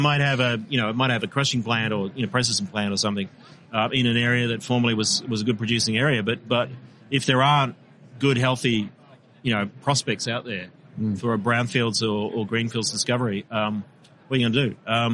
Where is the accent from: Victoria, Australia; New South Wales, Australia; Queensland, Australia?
Victoria, Australia; born there; I was born in Victoria, but I accept no responsibility for what's happening.